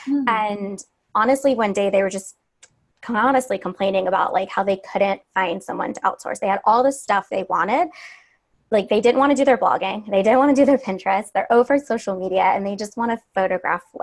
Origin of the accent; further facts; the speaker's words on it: Cleveland, Ohio, United States; moved away as an adult; also born or lived in Savannah, Georgia; I'm from Cleveland. I moved to Savannah for college